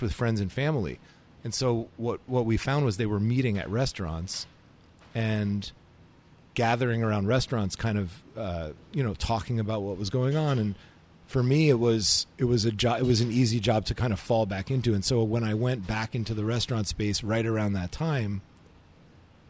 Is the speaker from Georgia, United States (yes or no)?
no; New York, United States; also born or lived in California; Born and raised in New York.